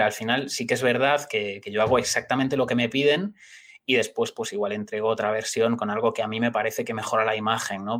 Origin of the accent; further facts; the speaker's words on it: Galicia, Spain; yo soy gallego